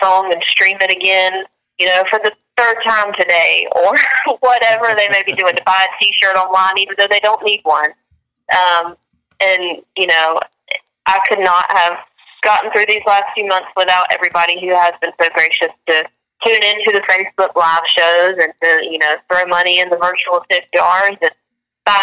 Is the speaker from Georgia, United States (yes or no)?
no; Angier, North Carolina, United States; my hometown in Ander, North Carolina